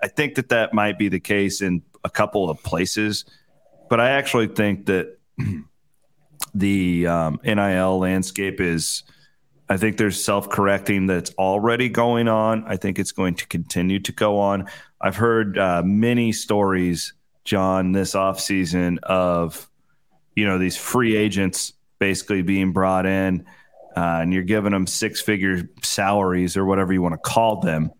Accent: western Iowa, United States; I grew up in the heart of Husker country during that time

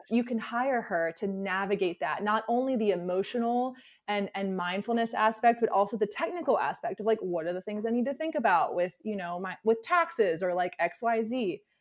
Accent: Alabama, United States; moved away; I grew up in the South, so I'm from Alabama originally

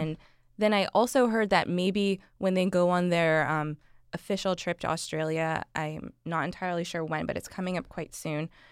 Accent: Canada; as a Canadian

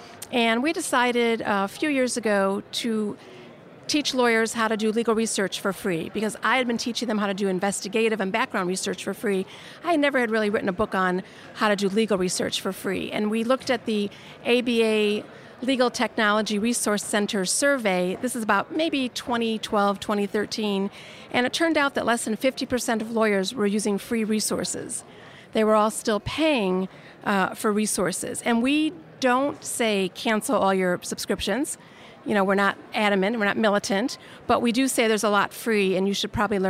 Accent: Chicago, Illinois, United States; moved away as an adult; also born or lived in Los Angeles; So I am from Chicago, Illinois, originally. This is my hometown where I'm sitting. And I moved to Los Angeles in 1985.

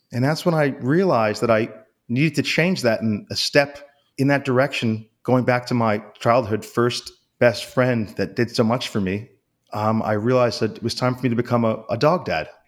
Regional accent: New York City, New York, United States; I grew up in, in New York City

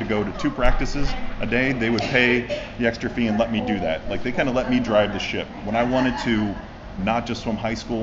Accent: Kentucky, United States; now in Florida, United States; I'm from Kentucky, the home of like horse racing

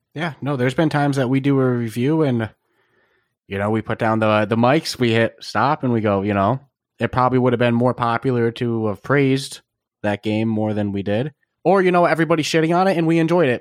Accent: East Coast, United States; I'm from the East Coast

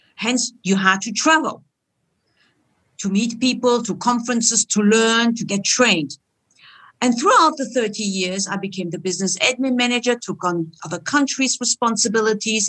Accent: Germany; moved away as an adult; also born or lived in Istanbul, Turkey; now in Switzerland; My origin is Turkish, and I grew up in Germany, like any other Turkish person

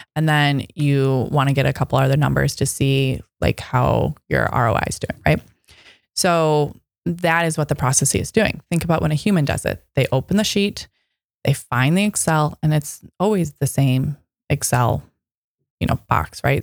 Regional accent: Midwest, United States; now in Seattle, United States; I'm from the Midwest.

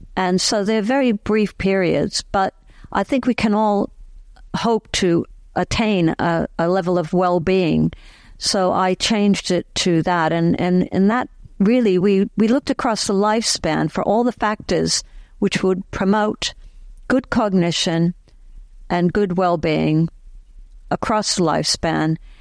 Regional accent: Boston, Massachusetts, United States; moved away as an adult; also born or lived in London, United Kingdom; now in Cambridge, United Kingdom; I grew up in Boston area

